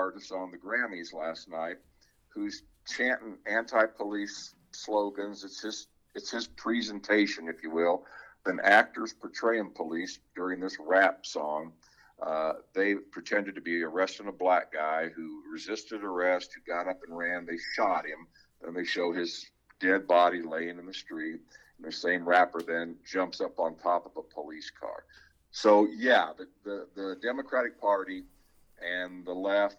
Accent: West Des Moines, Iowa, United States; I grew up in Valley Junction area, West Des Moines, bilingual family.

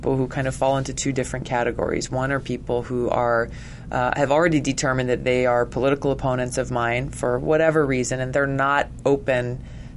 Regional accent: Hawaii, United States; I come from Hawaii

